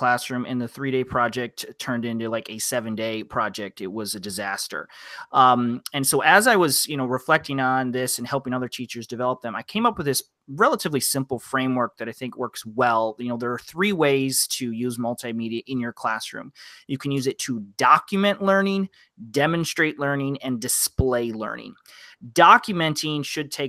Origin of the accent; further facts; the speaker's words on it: Midwest, United States; I'm a Midwest guy, taught outside of Detroit